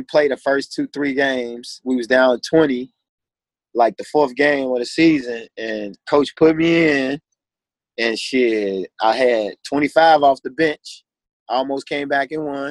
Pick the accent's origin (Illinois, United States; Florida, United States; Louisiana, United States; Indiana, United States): Illinois, United States; Chicago; I'm from Chicago, bro. Born and raised.